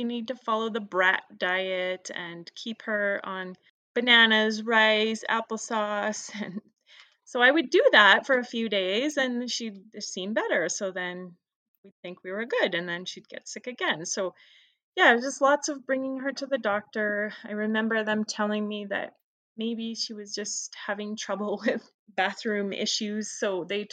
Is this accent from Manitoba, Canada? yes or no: no; Calgary, Alberta, Canada; I am from Calgary and I am a social worker